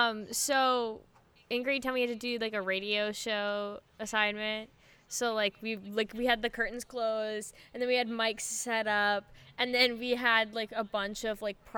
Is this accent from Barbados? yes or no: no; Canada; I'm Canadian